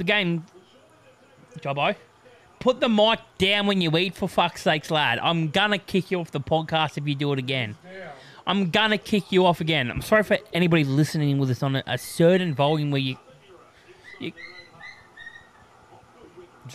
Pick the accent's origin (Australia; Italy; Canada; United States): Australia; Rockhampton, Queensland; I'm from Rockhampton